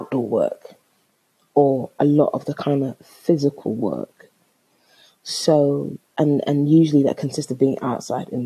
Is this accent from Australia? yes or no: no; London, United Kingdom; I'm from London